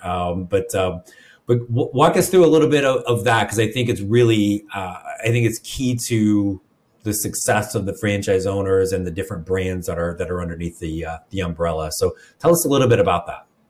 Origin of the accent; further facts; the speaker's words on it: Midwest, United States; now in the South, United States; I grew up in the Midwest